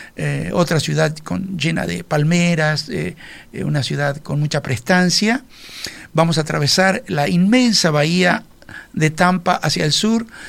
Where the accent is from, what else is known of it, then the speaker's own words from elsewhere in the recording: Uruguay; los uruguayos que viajamos a la Florida